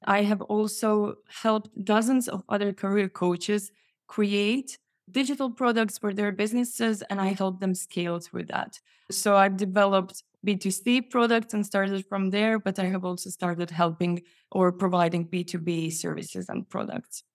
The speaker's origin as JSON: {"language": "English", "country": "Croatia", "also_born_or_lived": "Poland", "moved": "yes", "lives_now": "Sweden", "said": "Yes, that's Sweden. I moved from Poland, but I'm originally Croatian."}